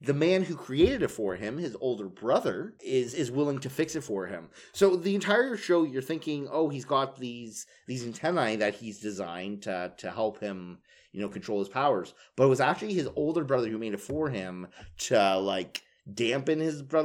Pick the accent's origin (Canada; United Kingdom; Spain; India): Canada; We're Canadian